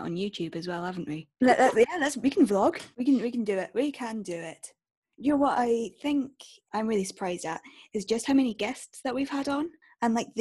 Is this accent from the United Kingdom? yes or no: yes; Stirling, Scotland, United Kingdom; I'm from Stirling in Scotland